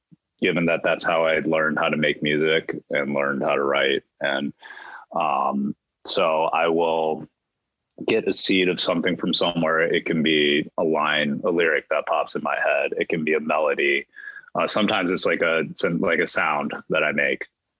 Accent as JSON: {"language": "English", "region": "Midwest", "country": "United States", "said": "I was doubly skeptical of therapy because I'm from the Midwest and I'm Asian, right?"}